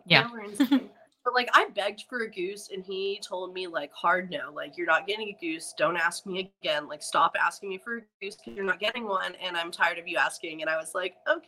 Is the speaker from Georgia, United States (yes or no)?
yes; Atlanta, Georgia, United States; I'm from Atlanta